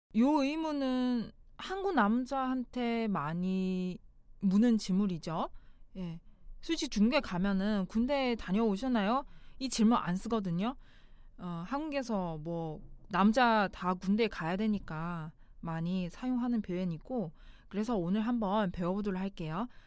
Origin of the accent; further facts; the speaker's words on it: China; Korean is a second language; now in South Korea; 중국에서 온 저